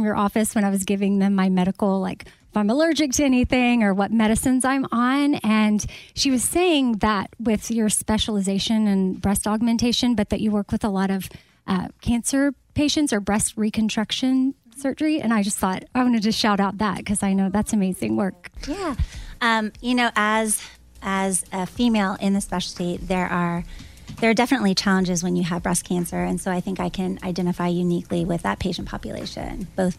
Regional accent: Florida, United States; I grew up in Florida.

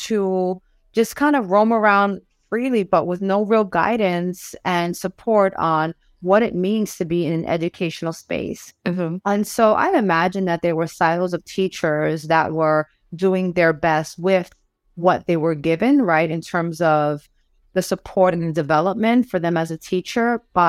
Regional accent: New York City, New York, United States; now in San Juan, Puerto Rico; I'm originally from the Bronx, New York.

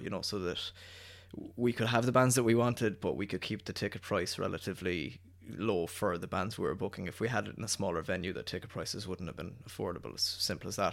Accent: Cork, Munster, Ireland; us being Irish and us being from Cork

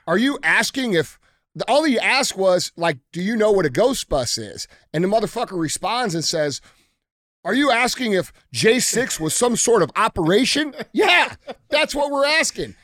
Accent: United States; as American citizens

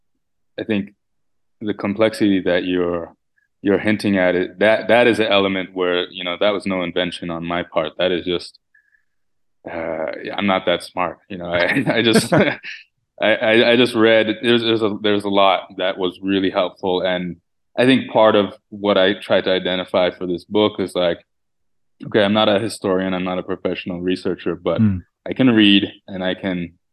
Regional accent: Canada; growing up in Canada

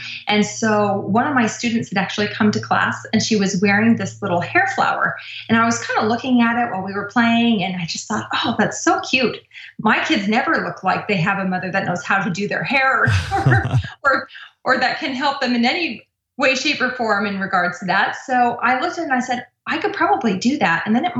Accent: Irvine, California, United States; Irvine, California.

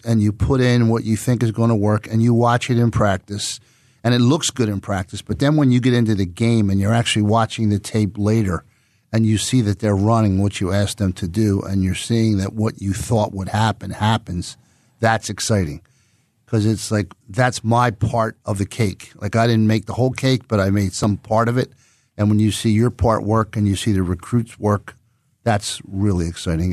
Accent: Philadelphia, Pennsylvania, United States; also born or lived in Plymouth Meeting, Pennsylvania; Born and raised in Roxborough, right next to East Falls, where I'm employed, uh, and then moved to Plymouth Meeting to the suburbs when I graduated from eighth grade

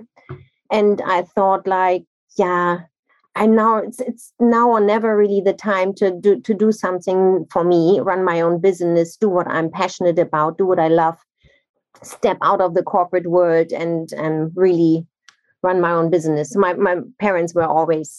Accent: Nigeria; also born or lived in Germany; now in London, United Kingdom; I'm originally from Germany, but I grew up in Nigeria, and now I'm in the UK or in London since 17 years

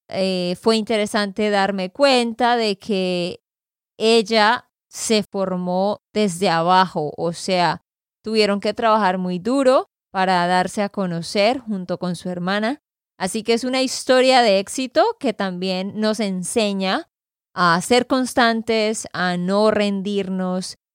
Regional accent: Santander, Colombia; de Santander, Colombia.

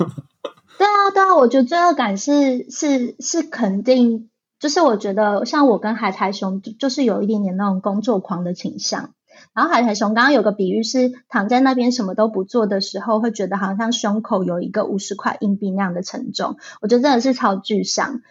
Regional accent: Taichung, Taiwan; now in Taipei, Taiwan; 因为我是台中出生的小孩，所以控肉算是我在台中吃过非常非常多的食物

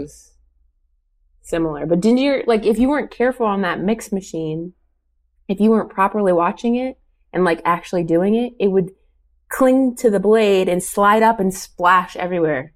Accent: Oakwood, Ohio, United States; moved away; I'm from Dayton, Ohio

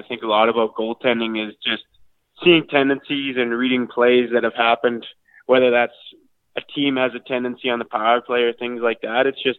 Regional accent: Irma, Alberta, Canada; I'm from Irma, Alberta, a small town. It's got about 500 people in it, so hopefully some people know where that is.

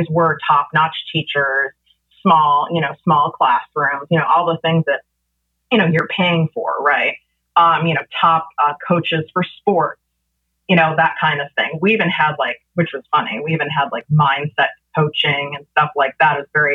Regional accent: Chicago, Illinois, United States; now in Calabasas, United States; I grew up in North Shore, Chicago

